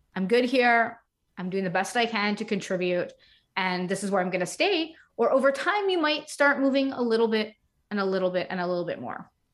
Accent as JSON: {"language": "English", "town": "Montreal", "region": "Quebec", "country": "Canada", "also_born_or_lived": "United States", "moved": "as an adult", "said": "I am from Montreal, Canada, so we were living in the United States for a couple of years"}